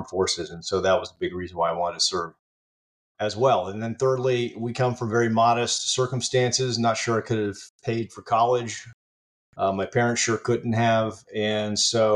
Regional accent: Virginia, United States; I grew up in Virginia

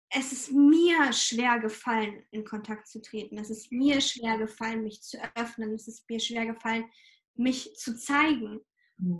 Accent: Ukraine; moved away; ich komme ursprünglich aus der Ukraine

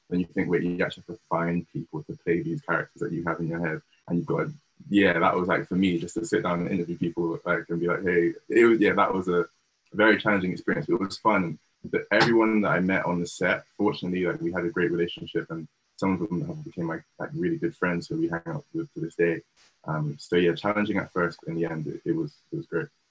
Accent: Bristol, South West England, United Kingdom; myself, who was born and raised in Bristol.

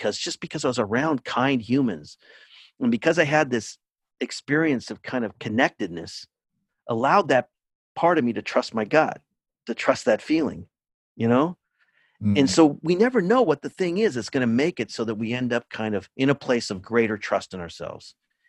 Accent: California, United States; now in Cambridge, Massachusetts, United States; I'm in Cambridge, Massachusetts. I grew up in California

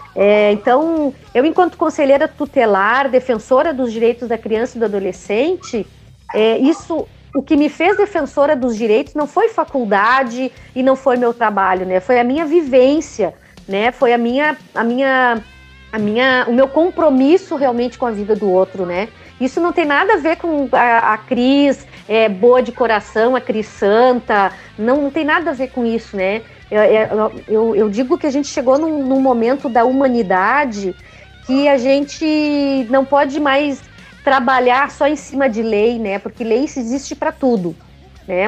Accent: Porto Alegre, Rio Grande do Sul, Brazil; born or raised there

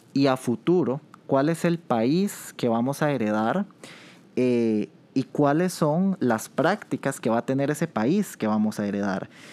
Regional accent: Costa Rica; ese amor que tenemos como costarricenses

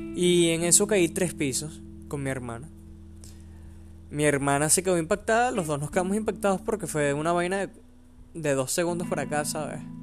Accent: Venezuela; soy venezolano

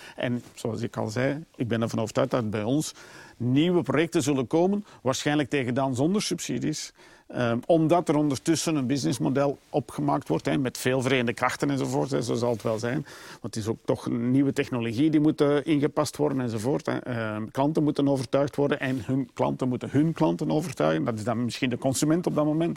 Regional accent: Flemings, Flanders, Belgium; we zijn sowieso altijd als Belgen en misschien Vlamingen

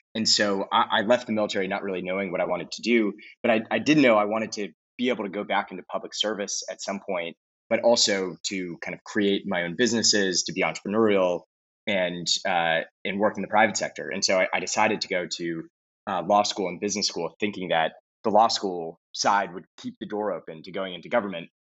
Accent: Los Angeles, California, United States; moved away as an adult; I grew up in Los Angeles, California.

